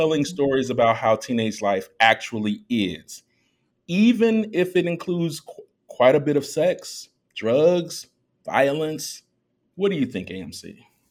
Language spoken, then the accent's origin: English; Chicago, Illinois, United States; also born or lived in Germany; I was raised in Chicago.